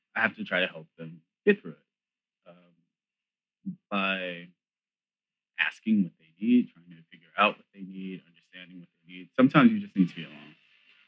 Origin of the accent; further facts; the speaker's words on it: New York, United States; I'm from New York.